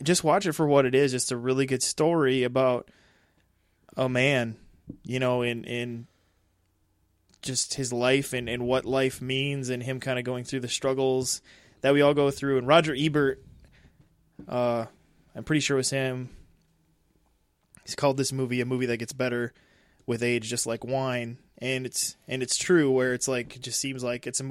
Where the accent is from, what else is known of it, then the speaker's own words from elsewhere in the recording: South Dakota, United States; we're from South Dakota